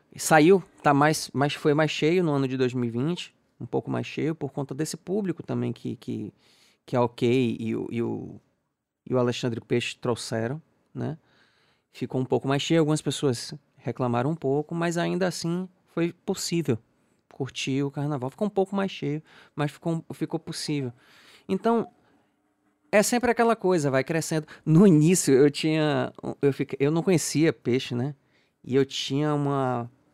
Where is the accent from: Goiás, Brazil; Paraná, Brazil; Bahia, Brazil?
Bahia, Brazil; Salvador; eu sou baiano, sou daqui